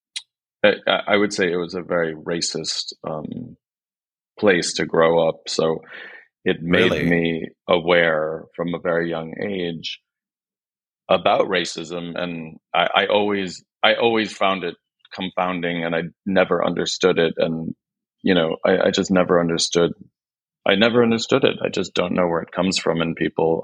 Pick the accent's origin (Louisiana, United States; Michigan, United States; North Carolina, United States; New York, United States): Michigan, United States; Grosse Pointe; moved away; also born or lived in Detroit, United States; I'm from Detroit. I'm from Detroit and I'm Greek, and my parents were both Greek, and we moved into a town called Grosse Pointe